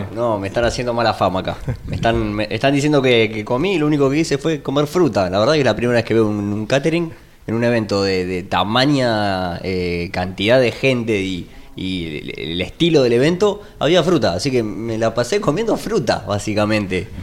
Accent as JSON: {"language": "Spanish", "country": "Argentina", "said": "nosotros como argentinos"}